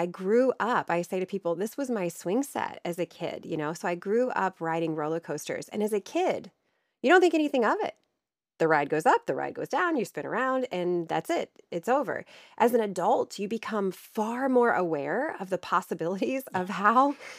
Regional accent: Ohio, United States; People will probably hear in my voice that I don't have the same type of accent as you. I am from Ohio. I am from Northern Ohio, where Cedar Point is.

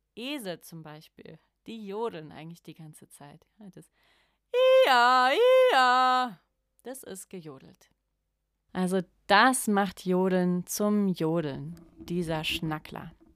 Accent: Germany; ich spreche als Deutsche auch vor allem für ja, das Volk der Deutschen

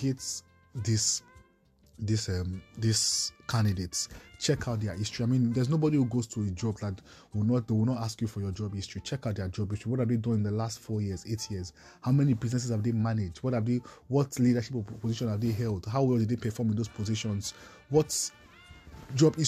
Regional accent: Nigeria; I have seen myself as a Nigerian first, who loves Nigeria

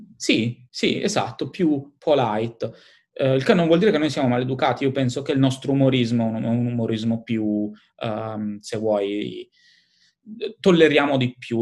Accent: Italy; moved away as an adult; now in London, United Kingdom

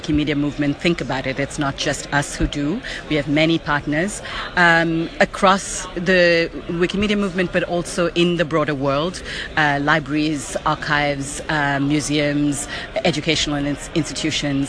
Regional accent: India; now in United States; I'm from India and currently live in the USA.

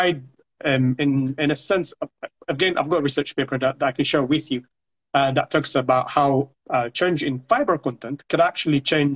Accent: Eritrea; moved away; I come from Eritrea. I came from Eritrea

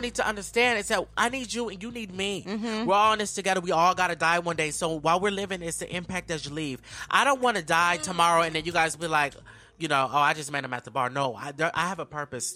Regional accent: Sacramento, California, United States; moved away as an adult; now in Los Angeles, United States; I'm from, born and raised in Sacramento, California

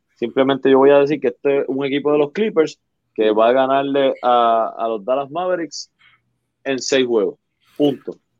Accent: Arecibo, Puerto Rico; moved away; yo soy de Arecibo de la costa. Ah, que no vivo allá

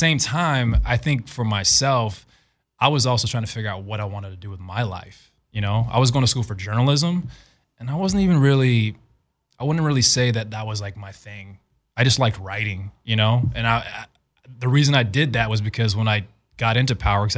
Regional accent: Arizona, United States; So at the time growing up in Arizona, I was going to school at ASU

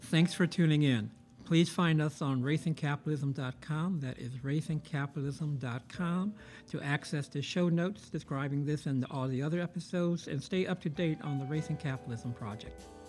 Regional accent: Chicago, Illinois, United States; growing up in Chicago

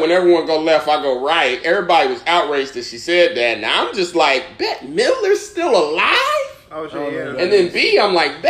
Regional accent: Indianapolis, Indiana, United States; now in New York City, United States; I know I'm not from New York. I'm from Indianapolis

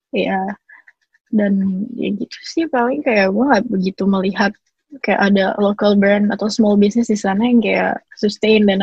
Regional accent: Indonesia; soalnya mau bagaimanapun gue sebagai orang Indo pasti lebih mudah buat gue buat mulai bisnis di Indonesia gitu kan.

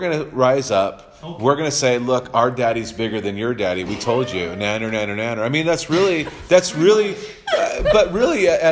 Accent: Santa Cruz, California, United States; moved away; also born or lived in New Mexico; my hometown that I was born in, Santa Cruz, California.

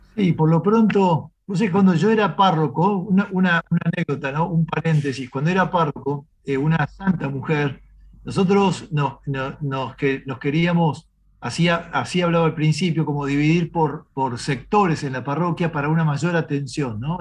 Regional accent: Argentina

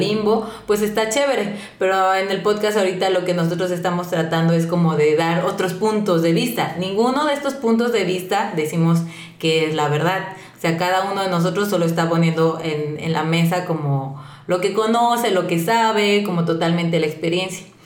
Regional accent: Mexico; nosotros como mexicanos

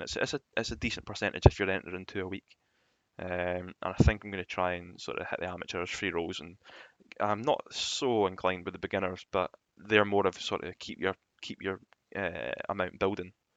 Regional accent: Scotland, United Kingdom; being Scottish

